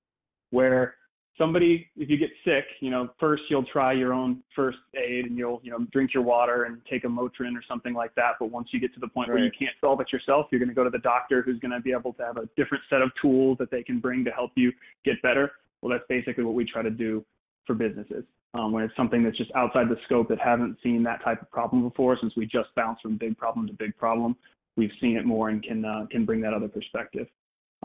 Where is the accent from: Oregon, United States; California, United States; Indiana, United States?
Indiana, United States; Fort Wayne; moved away as an adult; I grew up in Fort Wayne, Indiana, was there for the first 18 years of my life